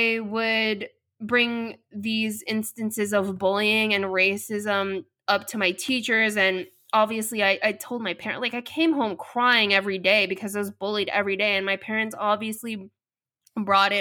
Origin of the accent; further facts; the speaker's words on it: United States; first language English; I was born and raised in America, and the first and only language that I fluently speak is English.